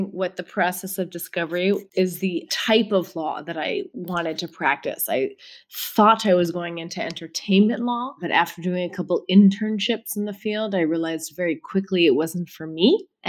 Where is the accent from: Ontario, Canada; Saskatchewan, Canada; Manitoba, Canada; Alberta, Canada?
Ontario, Canada; Toronto; I'm Canadian. Why would I give that up?